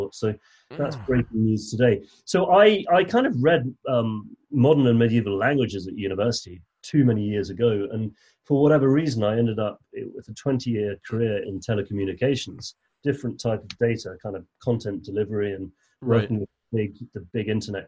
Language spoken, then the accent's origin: English; England, United Kingdom; I'm English